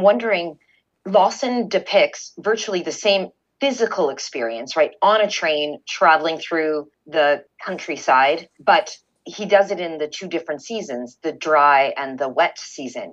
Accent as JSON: {"language": "English", "country": "Canada", "said": "I'm from Canada"}